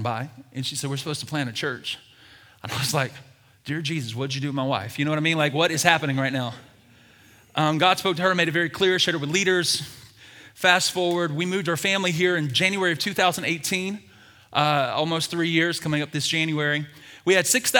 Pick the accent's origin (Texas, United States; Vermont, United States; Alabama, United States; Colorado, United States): Alabama, United States; Birmingham; I was born and raised in Birmingham, Alabama.